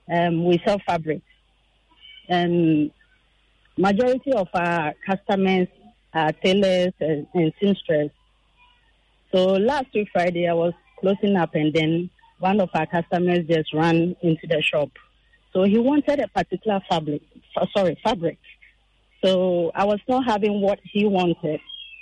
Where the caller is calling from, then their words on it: Teshi, Greater Accra, Ghana; I'm from Teshi.